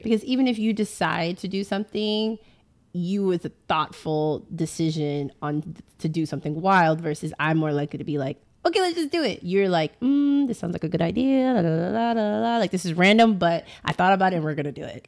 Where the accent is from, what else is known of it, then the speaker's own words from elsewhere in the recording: Boston, Massachusetts, United States; now in Houston, United States; originally from Boston, and now we live in Houston